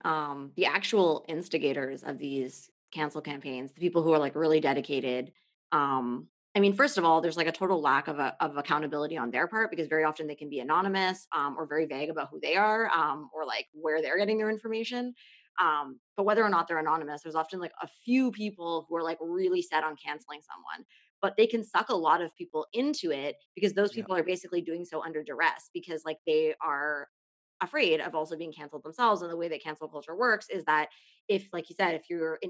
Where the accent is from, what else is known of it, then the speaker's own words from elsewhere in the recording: Canada; I'm a Canadian